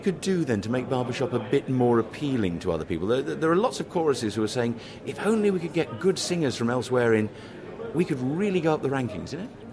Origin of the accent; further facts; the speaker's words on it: London, United Kingdom; I'm a Londoner